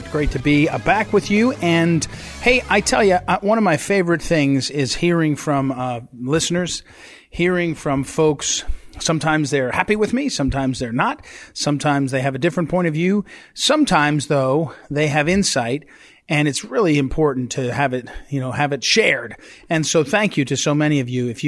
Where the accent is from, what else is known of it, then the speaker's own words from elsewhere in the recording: Charlottesville, Virginia, United States; moved away; I was born in Martha Jefferson Hospital in Charlottesville, Virginia. So you know I'm a real American